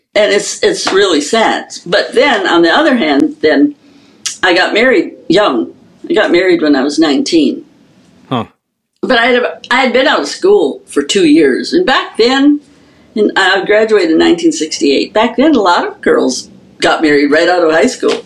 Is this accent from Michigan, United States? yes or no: yes; upper Michigan, United States; we had a drum and bugle corps in my hometown, and this was a very small hometown in upper Michigan